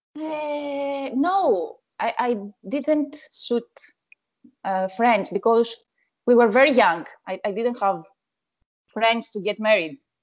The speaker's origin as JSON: {"language": "English", "town": "Athens", "region": "Attica", "country": "Greece", "tie": "born or raised there", "said": "Yes, I'm from Athens"}